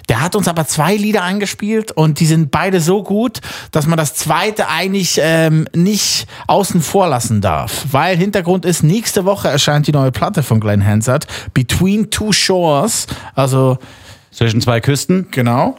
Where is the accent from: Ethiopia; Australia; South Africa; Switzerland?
Switzerland; als Schweizer